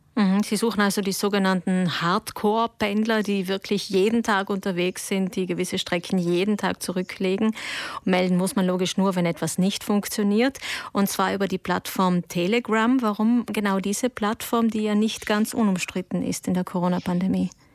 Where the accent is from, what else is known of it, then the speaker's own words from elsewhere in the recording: South Tyrol, Trentino-Alto Adige, Italy; bei uns in Südtirol